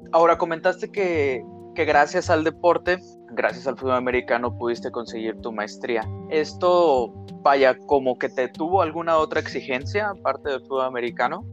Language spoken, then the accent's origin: Spanish; Torreón, Coahuila, Mexico; yo crecí en Torreón, Coahuila